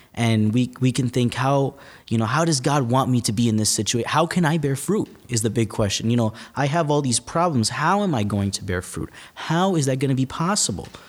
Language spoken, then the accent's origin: English; West New York, New Jersey, United States; I'm originally from a faraway place called New Jersey